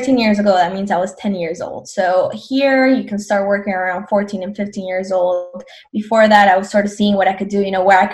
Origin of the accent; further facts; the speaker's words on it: Colombia; now in United States; I'm from Colombia, born and raised